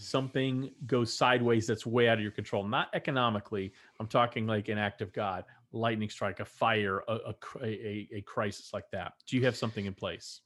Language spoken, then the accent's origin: English; Texas, United States; moved away; growing up in Texas as a Texan